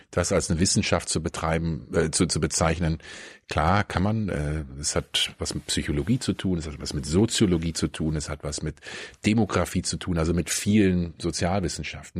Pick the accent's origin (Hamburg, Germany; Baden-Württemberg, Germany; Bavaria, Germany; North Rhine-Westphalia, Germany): North Rhine-Westphalia, Germany; near Bonn; moved away as an adult; also born or lived in Kiel / Frankfurt; now in Berlin, Germany; Ich bin in der Nähe von Bonn aufgewachsen